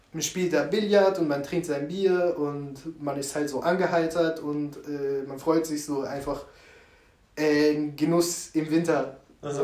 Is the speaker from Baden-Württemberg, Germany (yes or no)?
yes; Karlsruhe, Baden-Württemberg, Germany; also born or lived in England; Karlsruhe ist meine Heimat und das sage ich auch einfach uneingeschränkt. Ja. So, ich bin hier geboren, aufgewachsen